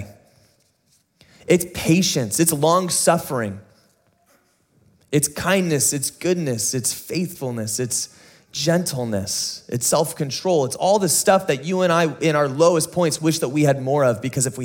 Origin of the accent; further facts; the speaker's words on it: San Diego, California, United States; growing up in San Diego